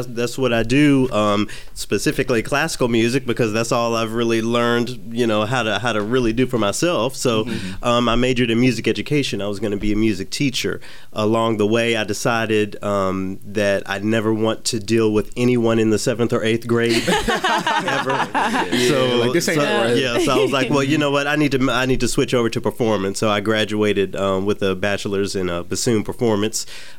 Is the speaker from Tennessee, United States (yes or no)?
yes; Memphis, Tennessee, United States; moved away as an adult; also born or lived in Los Angeles, California / Detroit, Michigan / Knoxville, Tennessee; now in Minnesota, United States; I live in Minnesota, but I'm from the South. I grew up in Memphis.